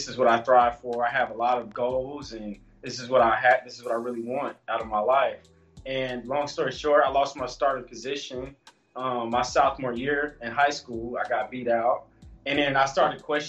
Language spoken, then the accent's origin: English; Los Angeles, California, United States; also born or lived in Georgia; now in Hattiesburg, United States; raised in Los Angeles for half of my life. I grew up playing football